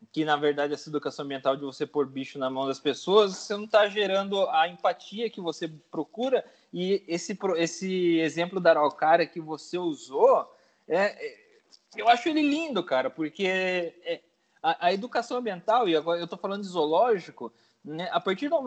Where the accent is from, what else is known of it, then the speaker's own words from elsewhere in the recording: Paraná, Brazil; eu sou do Paraná e eu amo araucária, sabe?